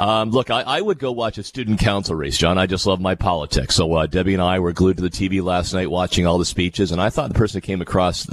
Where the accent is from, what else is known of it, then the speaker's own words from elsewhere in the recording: West Lincoln, Ontario, Canada; my hometown in West Lincoln.